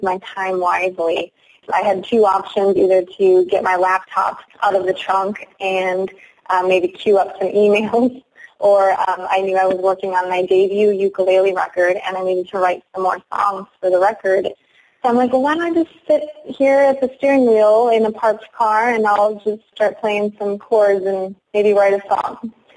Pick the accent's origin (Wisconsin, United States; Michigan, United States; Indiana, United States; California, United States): Wisconsin, United States; Algoma; now in Baltimore, United States; I live in Baltimore, Maryland now, and I'm, I'm originally from Algoma, Wisconsin